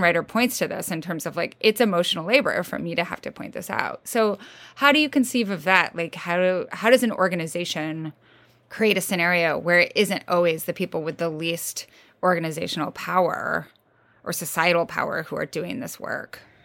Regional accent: Midwest, United States; I'm from the Midwest, sort of.

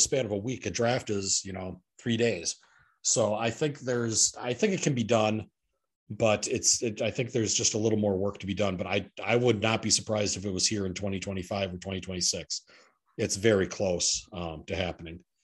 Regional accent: Oshkosh, Wisconsin, United States; my hometown. E A A in Oshkosh

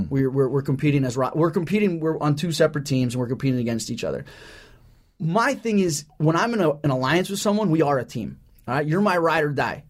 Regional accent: Orange County, California, United States; I'm from Orange County here

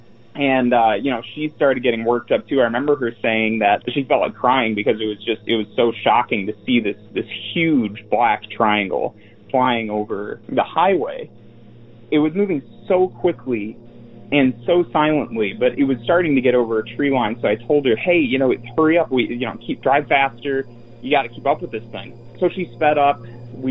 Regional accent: Roscoe, Illinois, United States; my hometown in Roscoe, Illinois

